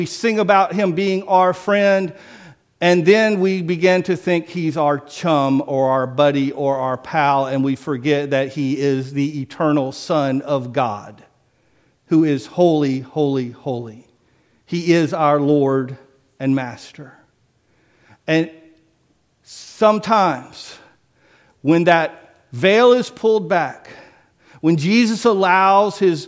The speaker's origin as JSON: {"language": "English", "town": "Biloxi", "region": "Mississippi", "country": "United States", "moved": "yes", "said": "I'm from Biloxi"}